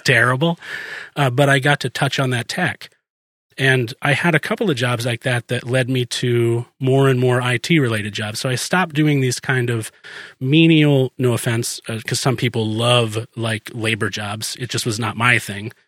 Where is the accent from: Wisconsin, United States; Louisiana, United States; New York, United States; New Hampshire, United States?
New Hampshire, United States; moved away; I was born in New Hampshire